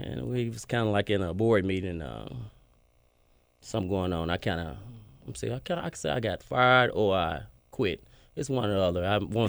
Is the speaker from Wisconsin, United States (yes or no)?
no; Fairley, Tennessee, United States; moved away as an adult; also born or lived in Kansas / Jackson / Houston, Texas; now in Memphis, United States; I'm from Fairley. I moved to Kansas and Jackson playing baseball and eventually played ball at Texas Southern in Houston. Stayed down there 16 years.